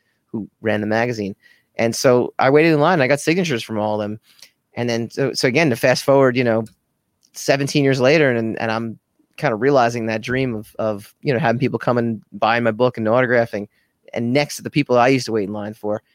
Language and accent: English; New York, United States; New York is my hometown show